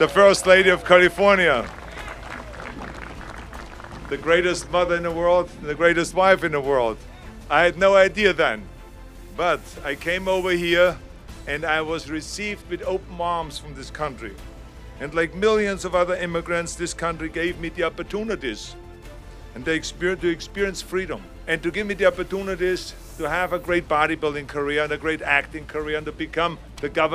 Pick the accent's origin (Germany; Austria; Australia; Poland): Austria; moved away as an adult; now in United States; when I grew up in Austria, we grew up after the Second World War